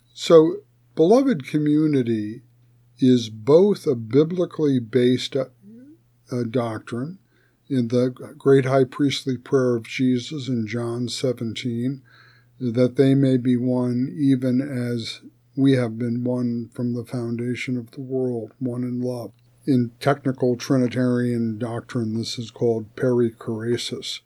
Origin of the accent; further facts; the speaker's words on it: United States; We you and I are both citizens of the United States of America